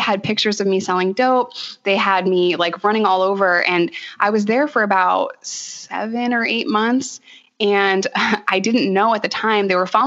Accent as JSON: {"language": "English", "region": "New York", "country": "United States", "also_born_or_lived": "Arkansas", "moved": "as an adult", "said": "as a New Yorker"}